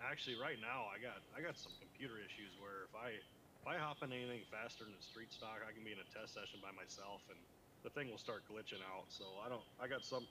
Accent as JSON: {"language": "English", "town": "Rockford", "region": "Illinois", "country": "United States", "said": "I'm right outside of Rockford in Illinois, right up on about an hour west of Chicago, right on the Illinois-Wisconsin border"}